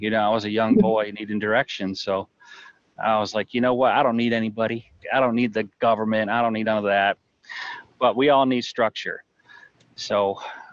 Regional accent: Jackson, Michigan, United States; moved away as an adult; I grew up in Jackson, Michigan

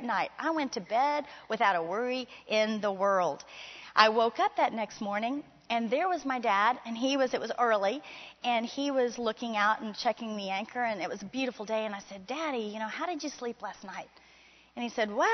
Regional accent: Miami, Florida, United States; I grew up in Miami, Florida

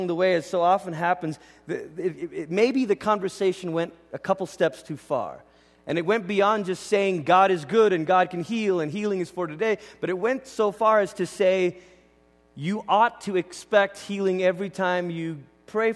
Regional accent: Malaysia; moved away; I grew up in Malaysia

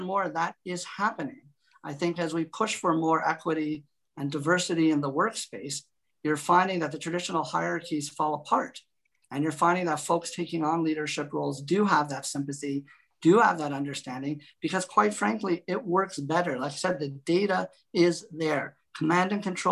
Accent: Canada; also born or lived in Toronto; I'm a Canadian

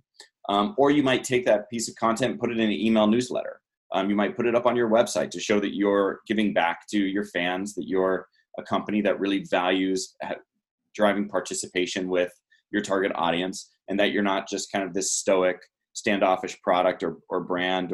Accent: San Diego, California, United States; I'm from San Diego. I was living in San Diego at the time.

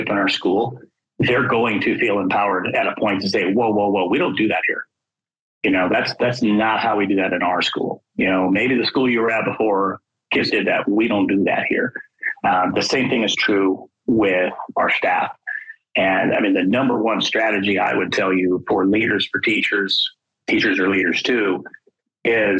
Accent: Wyoming, United States; also born or lived in Arizona; my home state of Wyoming

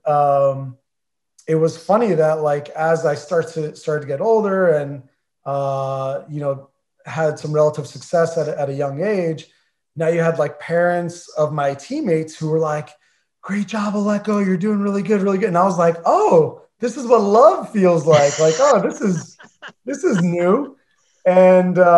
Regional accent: New Jersey, United States; moved away; we're all from Jersey

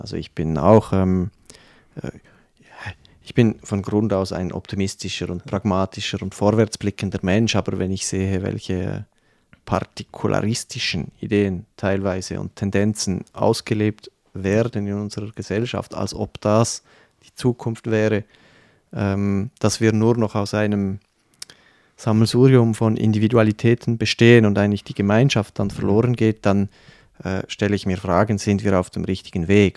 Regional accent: Switzerland; also born or lived in Canton of Fribourg; das sind solche Werte, die mir als Schweizer sehr äh, nah am Herzen liegen

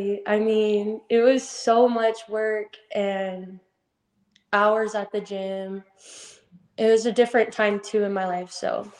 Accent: Yucca Valley, California, United States; born or raised there

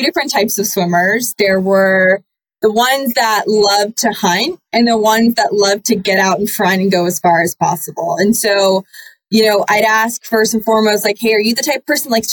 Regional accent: Annapolis, Maryland, United States; moved away as an adult; also born or lived in Boston; I'm from Annapolis, Maryland

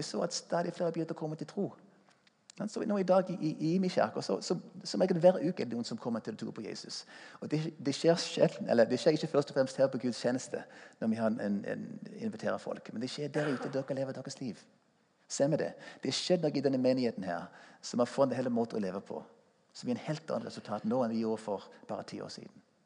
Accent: United States; Norwegian is a second language; moved away as an adult; also born or lived in Stavanger, Norway; now in Norway; Jeg er amerikaner og eh, kom til Norge som ung mann for å spille i Stavanger Symfoniorkestre

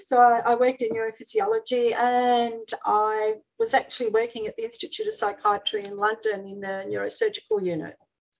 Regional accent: Melbourne, Victoria, Australia; now in Brisbane, Australia; So when I moved up to Brisbane from Melbourne, I continued organising them.

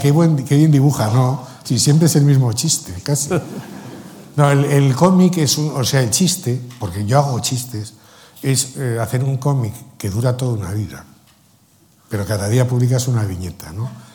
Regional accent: Spain; yo soy español

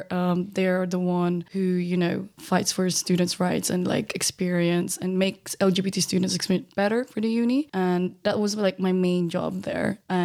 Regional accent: Philippines; which for myself as a Filipino, I'm a POC, like I wanted to find people like me that I could relate to.

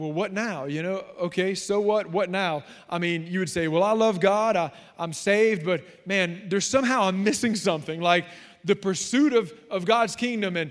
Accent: South Louisiana, United States; And we are from South Louisiana.

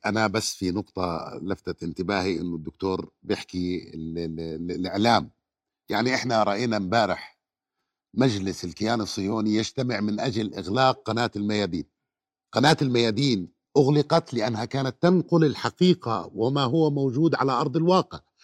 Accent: Jordan; عندنا بالأردن

